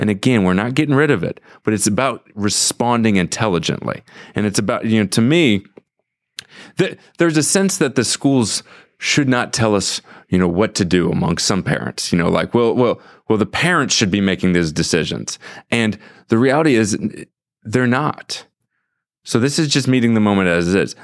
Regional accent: St. Louis, Missouri, United States; I grew up in Saint Louis

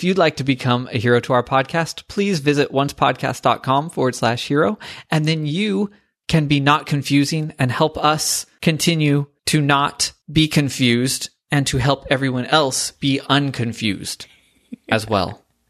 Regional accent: Pacific Northwest, United States; yes, I'm from the Pacific Northwest.

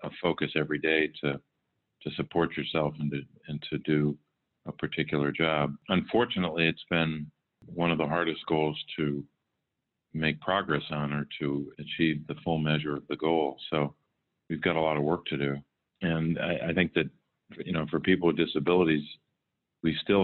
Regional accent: Scranton, Pennsylvania, United States; I grew up in Scranton, Pennsylvania

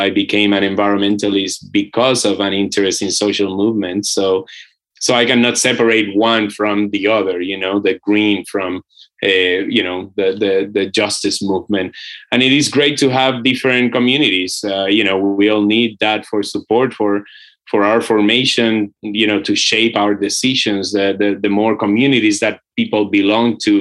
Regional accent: Puerto Rico; now in Brooklyn, United States; I come from Boriquen, which is the Taíno name of the island of Puerto Rico.

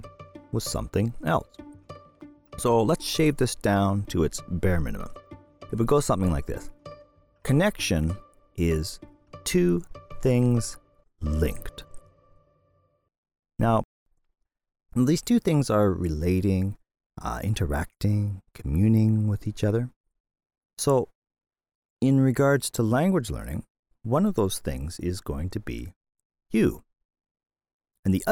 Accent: Canada; now in Tokyo, Japan; my home country, Canada

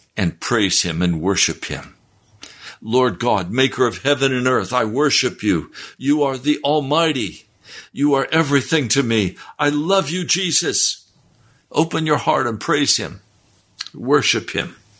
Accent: the West, United States; I was raised in the West

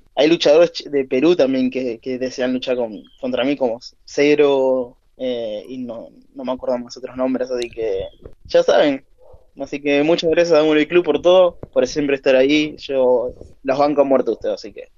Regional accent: Argentina; Soy el luchador argentino

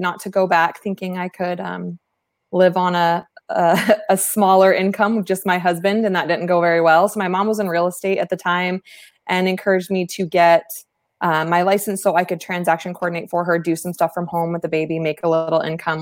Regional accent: East Valley, Arizona, United States; Arizona native, one of the few, right? Born and raised in the East Valley

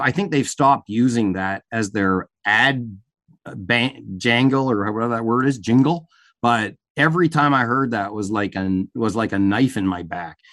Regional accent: Canada; as a Canadian that's traveled to the U

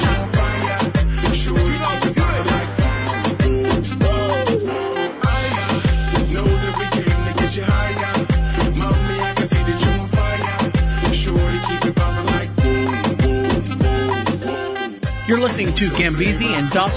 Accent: Orlando, Florida, United States; moved away as an adult; now in Charlotte, United States; I was born and raised in Orlando, Florida, and we moved up to North Carolina, Charlotte, North Carolina, probably about 8 years ago now

